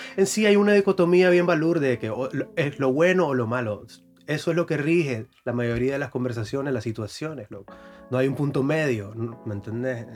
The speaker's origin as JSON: {"language": "Spanish", "region": "Carazo", "country": "Nicaragua", "said": "También soy de Carazo"}